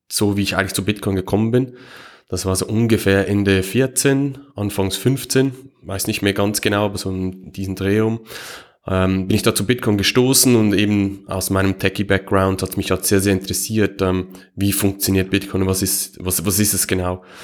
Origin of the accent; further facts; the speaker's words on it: Switzerland; Ähm, ähm, wie, ihr es wahrscheinlich hört, ich komme aus der Schweiz.